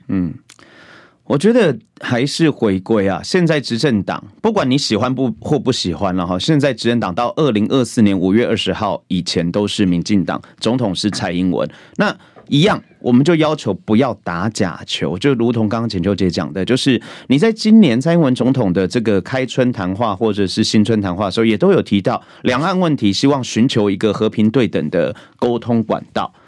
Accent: Taiwan; 我的国中、国小的一个成长阶段，其实我就已经经历到台湾的民主

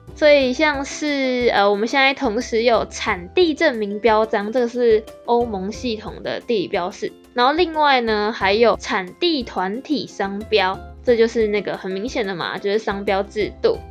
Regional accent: Taiwan; 我们台湾人

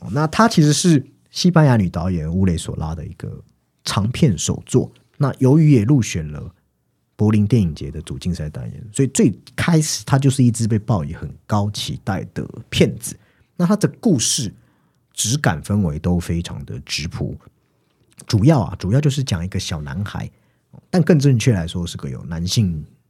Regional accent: Taiwan; 以前我们成长在那种充满人情味的地方，下课后其实左邻右舍似乎都认识你

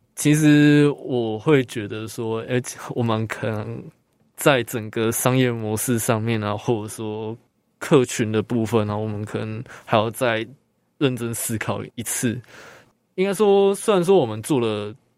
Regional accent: Taoyuan, Taiwan; moved away as an adult; now in Hualien, Taiwan; 我是本籍生，我是住桃园

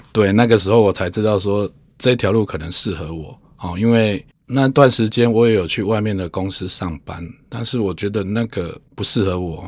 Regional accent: Taiwan; 我自己应该算是从乡下长大，所以会接触过很多不同的人士啦

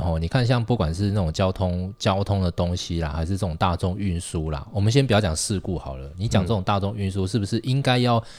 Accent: Tainan, Taiwan; 我外婆家苗栗嘛，我台南人，

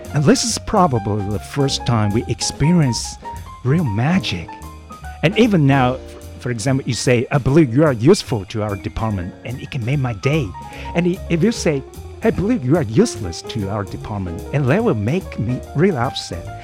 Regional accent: Taoyuan, Taiwan; English is a second language; moved away as an adult; now in Hualien, Taiwan; I'm a from Taoyuan actually

